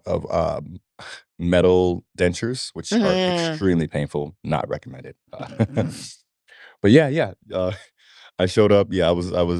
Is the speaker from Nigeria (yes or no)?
yes; Nigeria; moved away; I'm Nigerian